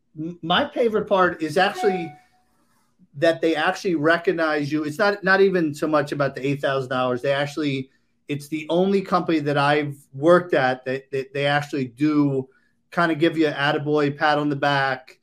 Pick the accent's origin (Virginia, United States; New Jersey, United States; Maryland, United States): Maryland, United States; also born or lived in Boca Raton, Florida; now in Palm Beach County, Florida, United States; originally from Maryland